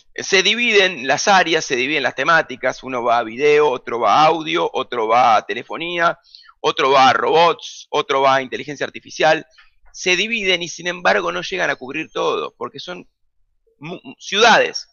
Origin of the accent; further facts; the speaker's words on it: Buenos Aires, Argentina; yo nací en Almagro, Boedo y terminé viviendo en Parque Chacabuco, esa fue siempre mi zona de influencia, junto a Caballito también. Fui al colegio en Caballito